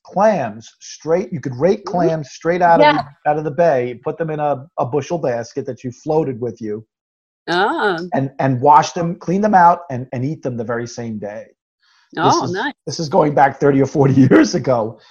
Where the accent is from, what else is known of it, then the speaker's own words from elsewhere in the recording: Oyster Bay, New York, United States; growing up on Long Island, I grew up in a town called Oyster Bay.